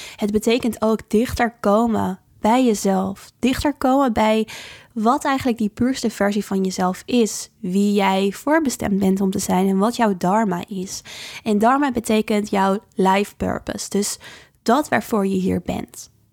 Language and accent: Dutch; Dordrecht, South Holland, Netherlands; de biesbos in het natuurgebied hier waar ik vandaan kom in Dordrecht